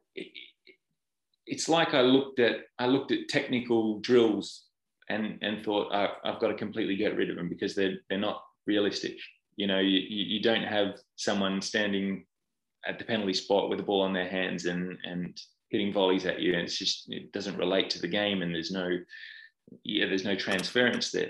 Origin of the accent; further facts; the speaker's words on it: Perth, Western Australia, Australia; moved away as an adult; now in United Kingdom; I'm Australian. I'm from Perth on the west coast